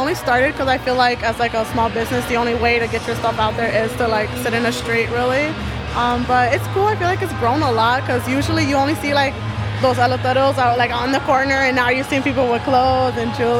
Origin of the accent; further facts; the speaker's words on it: Chicago, Illinois, United States; Yeah, I am, I'm from the South Side. I came from Marquette, and now I live in Tri-Taylor, yeah.